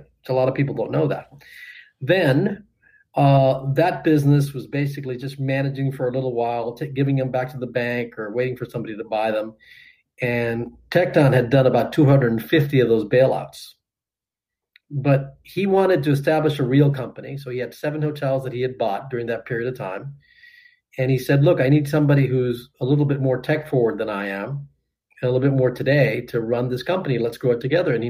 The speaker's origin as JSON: {"language": "English", "town": "Miami", "region": "Florida", "country": "United States", "tie": "born or raised there", "said": "I was fortunate enough to be general manager in my hometown of their biggest hotel"}